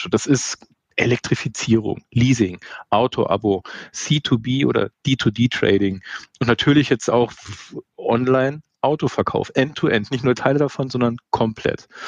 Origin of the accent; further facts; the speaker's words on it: Munich, Bavaria, Germany; als Münchner kennt man das Gebäude